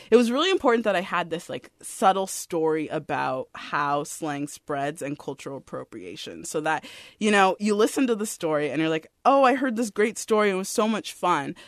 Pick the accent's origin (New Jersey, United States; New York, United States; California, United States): California, United States; San Jose; I grew up here. I grew up in San Jose.